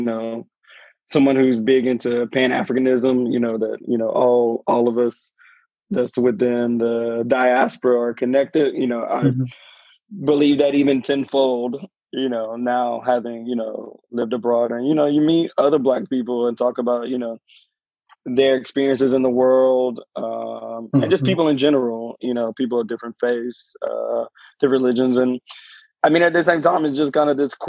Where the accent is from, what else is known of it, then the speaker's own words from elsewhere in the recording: United States; accent: American; moved away as an adult; now in London, United Kingdom; my American accent